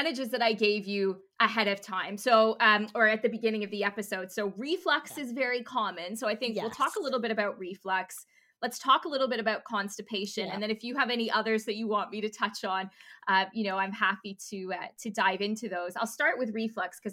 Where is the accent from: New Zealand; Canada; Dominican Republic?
Canada; now in United Kingdom; I'm Canadian, so I tend to say doctor before GP, but we're here in the UK.